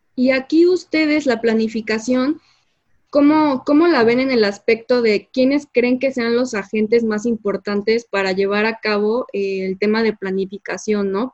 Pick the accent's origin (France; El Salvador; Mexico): Mexico; como mexicanos, ¿tú a qué crees que nos estamos enfrentando?